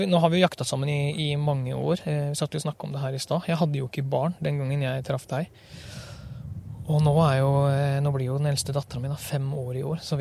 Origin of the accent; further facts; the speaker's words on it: Western Norway, Norway; Eh, det er klart, eh, jeg er vel en vestlending. Jeg er det. Jeg trives godt her oppe, sjøl om dialekta henger lite grann igjen.